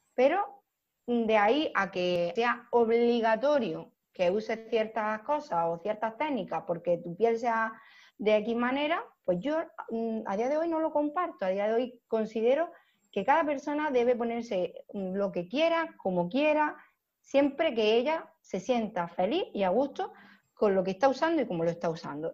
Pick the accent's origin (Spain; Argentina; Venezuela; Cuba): Spain; Almería, Andalusia; soy de Almería